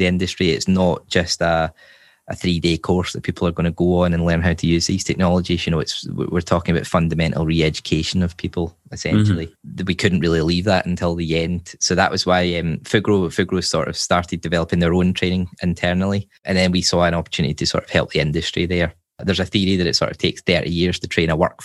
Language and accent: English; Glasgow, Scotland, United Kingdom; moved away as an adult; now in Sweden; I'm originally from Glasgow, and as you say, I've sort of been everywhere, I guess you could say. And my wife's Swedish, so that's how I ended up here